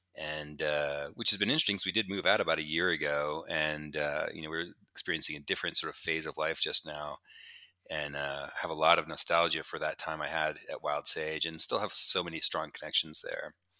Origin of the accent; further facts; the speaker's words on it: New Mexico, United States; moved away as an adult; also born or lived in Pittsburgh / Boulder; I grew up in New Mexico, uh, in the desert kinda by myself